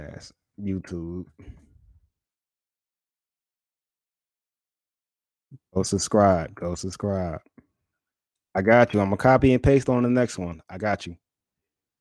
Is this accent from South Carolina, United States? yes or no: no; New York City, New York, United States; now in Charlotte, United States; I'm originally from Brooklyn, New York. I live in Charlotte, North Carolina right now.